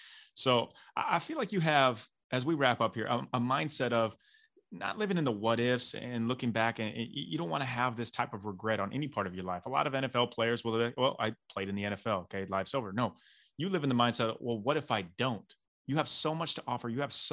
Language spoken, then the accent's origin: English; Iowa, United States; moved away; I'm from Iowa. I got out of Iowa because of the weather, but I keep going back.